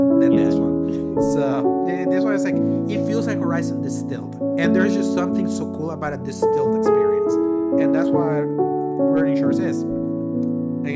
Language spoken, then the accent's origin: English; El Salvador; I am from El Salvador